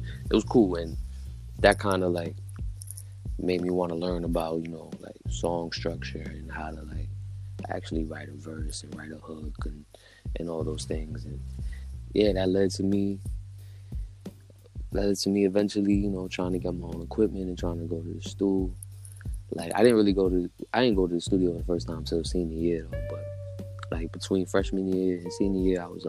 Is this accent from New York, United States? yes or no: yes; New York City, New York, United States; I'm out here from the Bronx, High Bridge, A Block